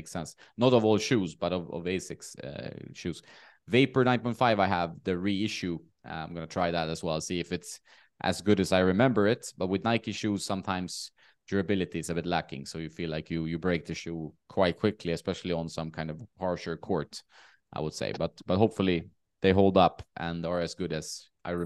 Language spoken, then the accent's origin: English; Sweden; born or raised there